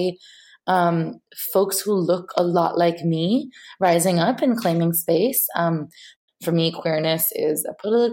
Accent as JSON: {"language": "English", "town": "Mumbai", "region": "Maharashtra", "country": "India", "tie": "born or raised there", "also_born_or_lived": "United States", "moved": "as an adult", "said": "I grew up in Mumbai, and when I first moved to the U.S."}